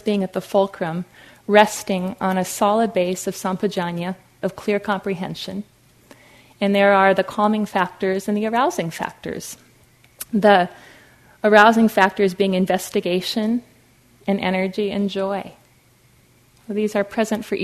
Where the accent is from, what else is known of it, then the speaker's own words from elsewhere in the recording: Fargo, North Dakota, United States; I grew up in Fargo, North Dakota, like the movie